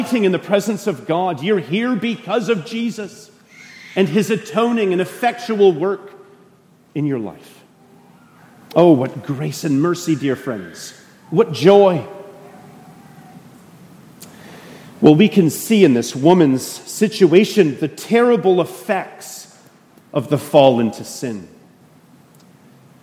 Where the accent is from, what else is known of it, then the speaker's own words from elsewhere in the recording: Canada; moved away as an adult; now in United States; I'm a Canadian